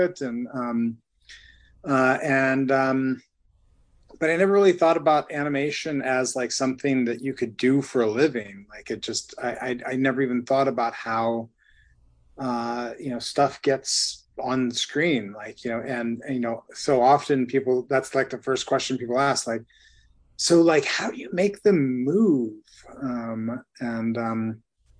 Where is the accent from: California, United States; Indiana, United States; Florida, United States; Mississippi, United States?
California, United States; Ventura; moved away as an adult; also born or lived in Ohio / Los Angeles; I grew up in Ventura